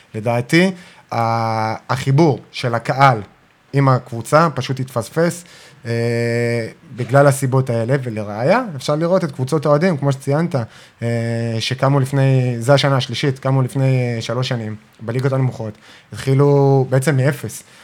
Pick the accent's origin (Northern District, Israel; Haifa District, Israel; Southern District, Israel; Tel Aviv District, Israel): Southern District, Israel; Ashdod